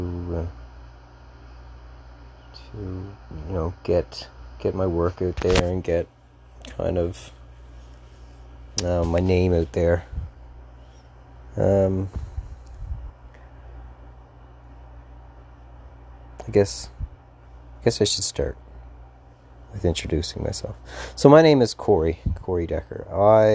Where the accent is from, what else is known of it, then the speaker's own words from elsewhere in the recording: Newfoundland and Labrador, Canada; I'm from Newfoundland